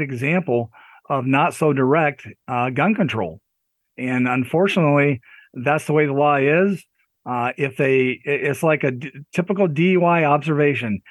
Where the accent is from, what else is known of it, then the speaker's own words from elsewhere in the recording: Pennsylvania, United States; I'm from Pennsylvania